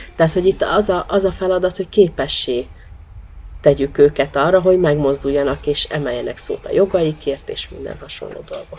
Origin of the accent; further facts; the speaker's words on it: Budapest, Hungary; also born or lived in Nagyecsed; a nyolcadik kerületi kötődésem, én ott nőttem föl, tehát igazából hat hónapos koromban költöztek Nagyecsedről a szüleim föl, az anyukám szüleivel Budapestre, a nyolcadik kerületbe